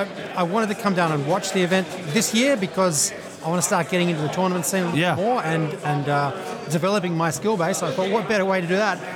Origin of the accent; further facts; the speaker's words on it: Australia; moved away as an adult; now in United States; From Australia originally. Came over here 7 years ago.